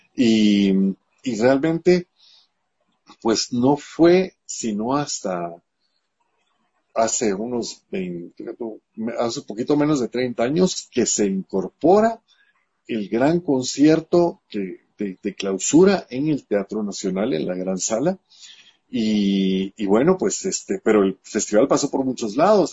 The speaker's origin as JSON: {"language": "Spanish", "country": "Guatemala"}